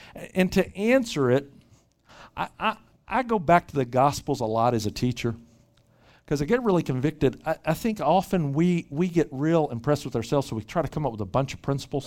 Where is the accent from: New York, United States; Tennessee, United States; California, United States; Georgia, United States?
Tennessee, United States; Memphis; moved away as an adult; also born or lived in Bangkok / Dallas / Little Rock; now in Bay Area, United States; Grew up in Memphis, Tennessee, uh, originally.